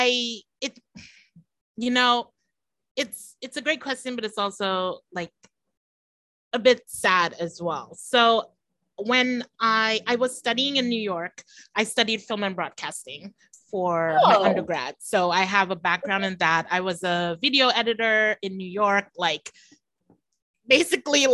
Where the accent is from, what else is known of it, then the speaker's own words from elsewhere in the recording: Trinidad & Tobago; first language English; moved away; also born or lived in Japan / United States / Belize; I was born and raised here in Trinidad and Tobago